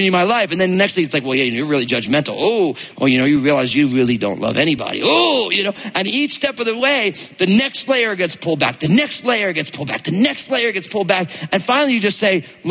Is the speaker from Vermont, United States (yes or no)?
no; New Jersey, United States; I grew up in New Jersey